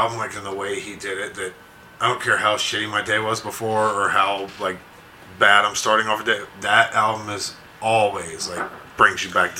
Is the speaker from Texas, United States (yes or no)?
no; Alabama, United States; because we grew up in Alabama.